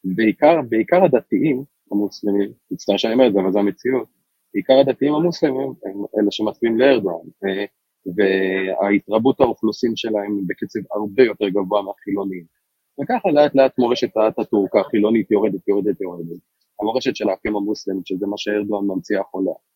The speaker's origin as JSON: {"language": "Hebrew", "country": "Israel", "said": "אני ישראלי, אה, אבל רוב המשפחה שלי גרה באיסטנבול"}